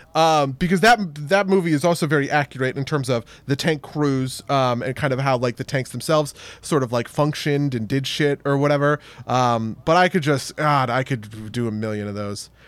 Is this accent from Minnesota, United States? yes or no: no; New Jersey, United States; accent: New Jersey; my New Jersey accent